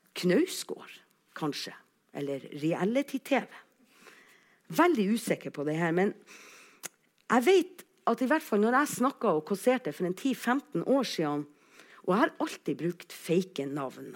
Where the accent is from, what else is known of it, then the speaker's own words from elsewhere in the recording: Alsvåg, Nordland, Norway; accent: Northern Norwegian; jeg kommer altså fra Alsvåg